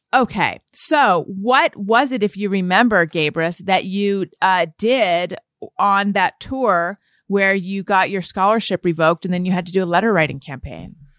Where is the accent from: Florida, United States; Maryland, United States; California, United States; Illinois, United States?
California, United States; Orange County; I grew up in Orange County, California